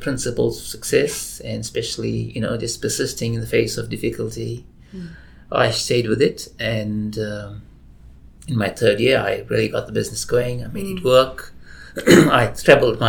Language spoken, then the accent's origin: English; South Africa; moved away as an adult; now in Australia; I was born and raised in South Africa